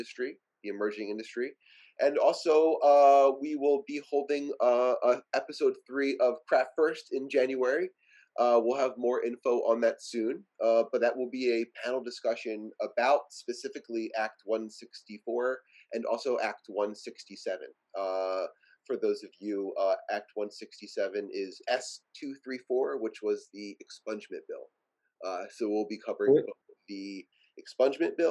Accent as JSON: {"language": "English", "region": "New Jersey", "country": "United States", "said": "We're both from Jersey"}